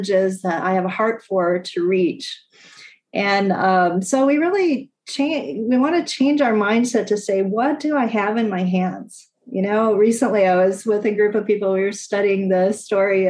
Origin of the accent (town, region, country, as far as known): United States; moved away